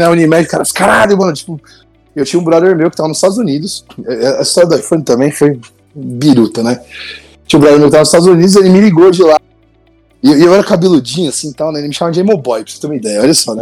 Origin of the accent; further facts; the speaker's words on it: Santo André, São Paulo, Brazil; eu sou de Santo André